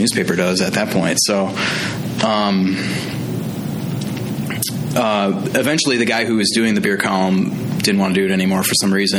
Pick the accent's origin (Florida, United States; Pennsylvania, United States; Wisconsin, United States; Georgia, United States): Wisconsin, United States; Green Bay; moved away as an adult; now in Madison, United States; I went back to my hometown of Green Bay